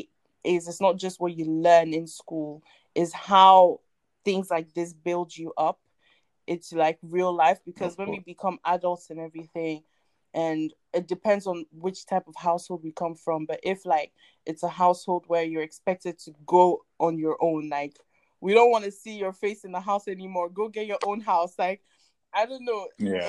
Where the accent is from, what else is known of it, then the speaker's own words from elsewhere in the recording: Ghana; English is a second language; also born or lived in Ivory Coast; now in United Kingdom; I grew up in Ghana, even though I'm from Ivory Coast, I grew up in Ghana and that's where I learned English and everything.